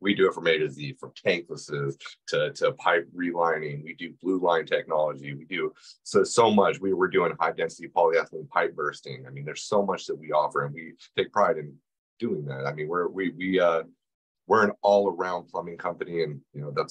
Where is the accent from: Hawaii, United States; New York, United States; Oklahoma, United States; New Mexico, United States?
New Mexico, United States; Yeah, I came from New Mexico.